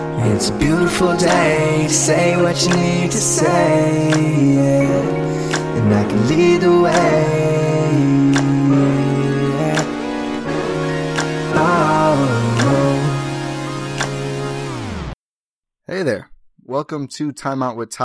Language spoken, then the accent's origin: English; Milwaukee, Wisconsin, United States; now in Oshkosh, United States; I'm from Milwaukee, so it's not like it's anything alien to me